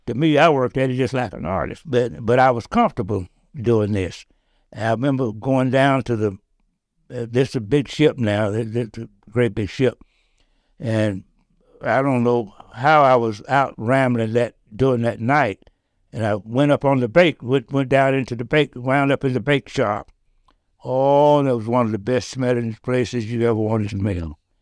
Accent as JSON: {"language": "English", "town": "Dickson", "region": "Tennessee", "country": "United States", "said": "I said, \"Tennessee.\""}